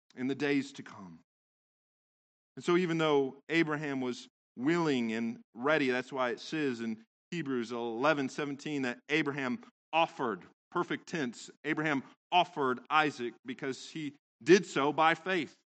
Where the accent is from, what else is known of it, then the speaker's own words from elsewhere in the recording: Central Valley, California, United States; I grew up in California, in the Central Valley